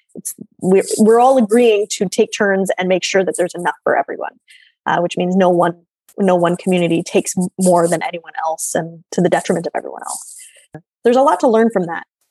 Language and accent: English; Oshawa, Ontario, Canada; I grew up in Oshawa